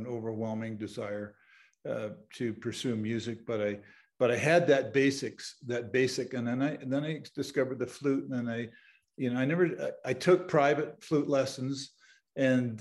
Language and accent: English; Southern Ontario, Canada; I grew up in Southern Ontario in Canada.